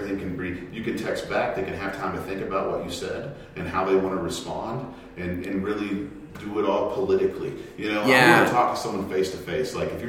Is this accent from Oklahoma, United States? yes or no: yes; Guymon, Oklahoma, United States; now in Canyon, United States; I was born in Guymon, Oklahoma.